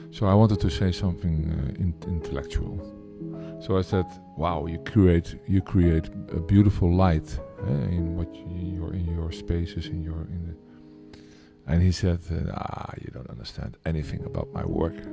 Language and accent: English; Amsterdam, North Holland, Netherlands; I'm from Amsterdam, the Netherlands.